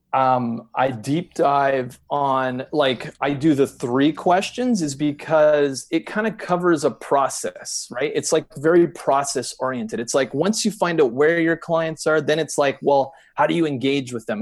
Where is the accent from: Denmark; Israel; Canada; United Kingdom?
Canada; we're u, u, used to dealing with the intensity of the winter here